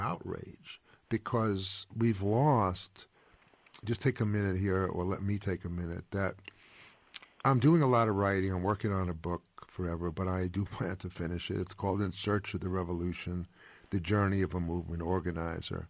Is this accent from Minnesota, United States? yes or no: no; New York, United States; I'm a Jew from New York